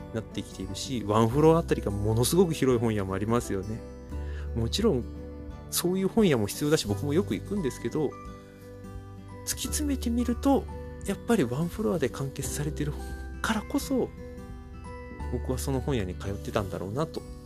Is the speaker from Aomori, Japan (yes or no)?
no; Chiba, Japan; 僕千葉県民なんですが